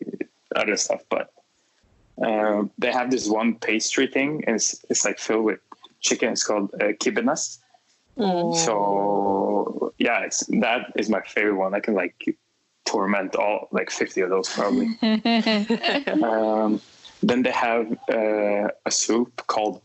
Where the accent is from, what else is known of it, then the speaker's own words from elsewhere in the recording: a small town 62 km from Gothenburg, Västra Götaland, Sweden; where I'm actually from, which is a small town 62 kilometers away from Gothenburg